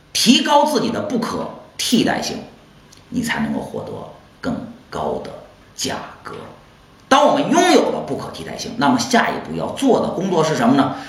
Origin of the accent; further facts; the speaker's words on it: China; 这样就正好印证了我们中国人心中那句老话，叫做“外来的和尚会念经”